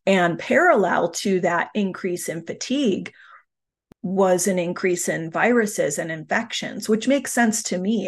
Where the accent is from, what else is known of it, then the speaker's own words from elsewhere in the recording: United States; a very typical nineteen eighties American childhood